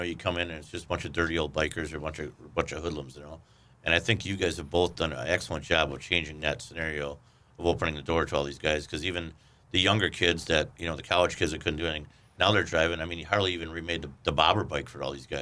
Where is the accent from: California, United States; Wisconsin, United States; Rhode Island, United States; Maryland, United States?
Wisconsin, United States; Milwaukee; I grew up in Milwaukee